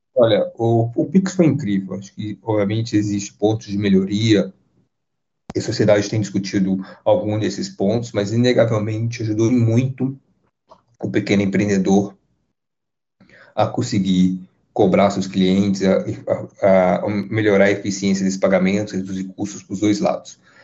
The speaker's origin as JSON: {"language": "Portuguese", "country": "Brazil", "said": "nós, como brasileiros"}